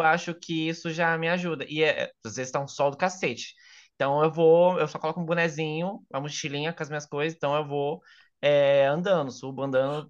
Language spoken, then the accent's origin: Portuguese; São Paulo, Brazil; aqui em São Paulo, é, particularmente, eu vou falar sendo paulista